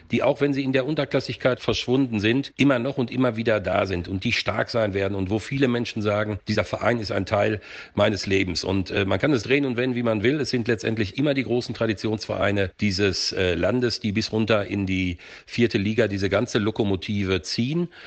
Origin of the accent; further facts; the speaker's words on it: Dortmund, North Rhine-Westphalia, Germany; Ich bin ja auf der Südtribüne in Dortmund groß geworden